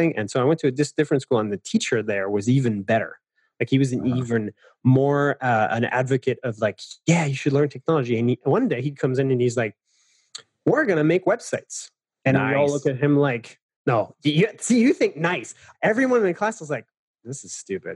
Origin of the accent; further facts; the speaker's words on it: Paris, Île-de-France, France; I'm French. I know it's not super obvious, but so I grew up in Paris